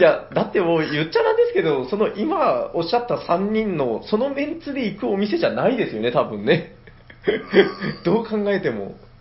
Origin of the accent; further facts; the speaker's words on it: Nagasaki, Japan; 自分長崎人なんで